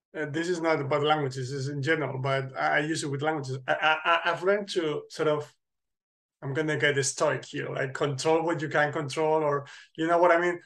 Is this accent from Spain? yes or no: yes; center north of Spain, Spain; moved away as an adult; now in Poland; my hometown hmm. which mm. is in the center north of spain